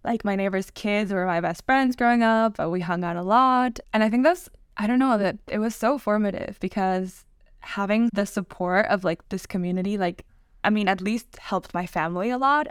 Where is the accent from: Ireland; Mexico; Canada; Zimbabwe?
Mexico; moved away as an adult; now in Oxford, United Kingdom; I was born and raised in Mexico